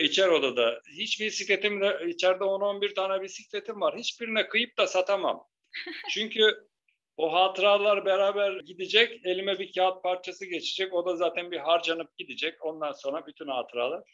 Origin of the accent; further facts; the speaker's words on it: Turkey; biz Türk'üz